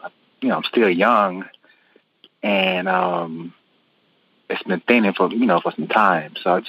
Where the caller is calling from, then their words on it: Zachary, Louisiana, United States; I'm calling from Zachary, Louisiana.